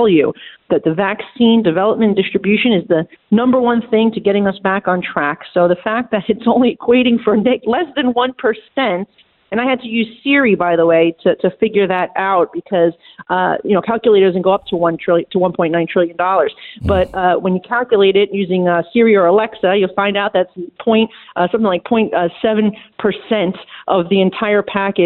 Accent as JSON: {"language": "English", "region": "New York", "country": "United States", "said": "as a New Yorker, I can say, look, of course I want my city and state to have money"}